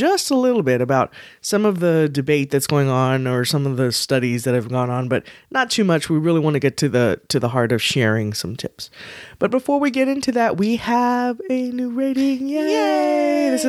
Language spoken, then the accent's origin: English; Texas, United States; We're from Texas, we know.